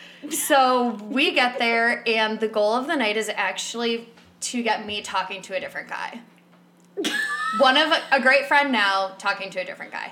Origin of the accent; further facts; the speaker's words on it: Chicago suburbs, Illinois, United States; we're both from Chicago suburbs.